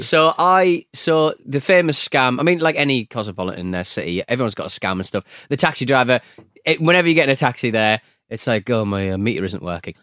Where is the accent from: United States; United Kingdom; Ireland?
United Kingdom; a British polite gentleman